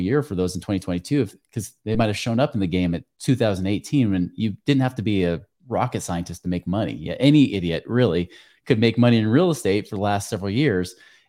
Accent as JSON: {"language": "English", "region": "New York", "country": "United States", "said": "I wear suits and ties all the time because I'm from New York, right?"}